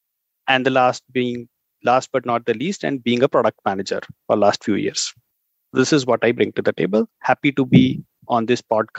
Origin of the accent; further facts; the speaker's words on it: Faridabad, Haryana, India; I come from India. Within India, I come from a city called Faridabad, which is very close to the capital of India. It's known for its extreme weather.